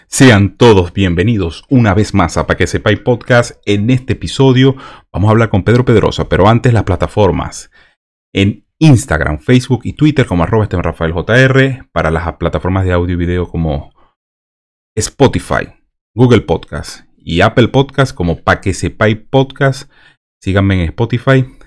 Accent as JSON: {"language": "Spanish", "country": "Venezuela", "moved": "yes", "said": "a nosotros a los venezolanos nos dicen venecos"}